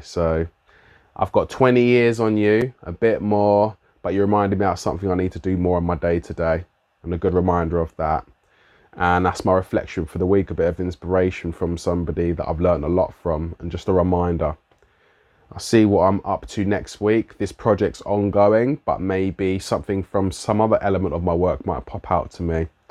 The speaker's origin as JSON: {"language": "English", "region": "London", "country": "United Kingdom", "accent": "London", "said": "my London accent"}